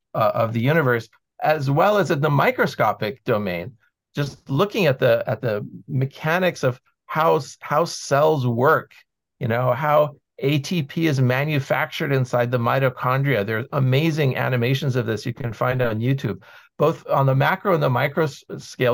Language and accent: English; United States; I grew up in the American school system